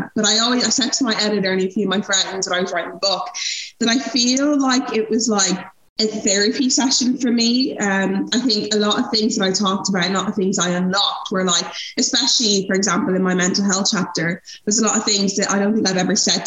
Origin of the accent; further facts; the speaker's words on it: Ireland; also born or lived in Nigeria; I'm Irish